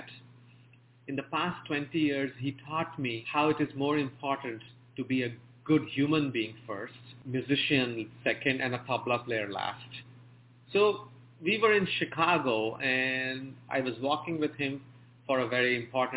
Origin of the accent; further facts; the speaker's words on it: India; moved away as an adult; now in United States; I was born and raised in India